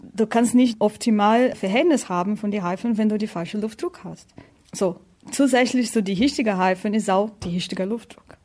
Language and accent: German; Brazil; German is a second language; moved away as an adult; also born or lived in Hannover, Germany; now in Germany; Ich komme aus Brasilien